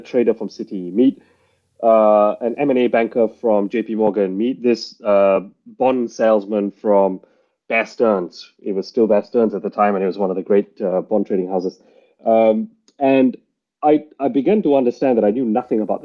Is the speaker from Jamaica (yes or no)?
no; Malaysia; moved away as an adult; also born or lived in Singapore; now in United Kingdom; I was born and raised in Malaysia, spent a bit of time in Singapore, came to the UK for university, I think now 18 years ago